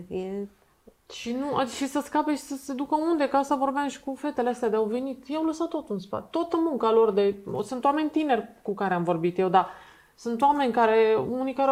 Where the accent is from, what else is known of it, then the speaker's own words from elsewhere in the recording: Romania; Noi ca români, da.